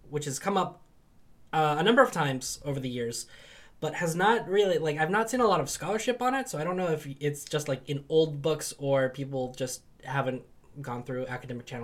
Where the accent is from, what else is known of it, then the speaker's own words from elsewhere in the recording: England, United Kingdom; in my sort of developing identity as an English person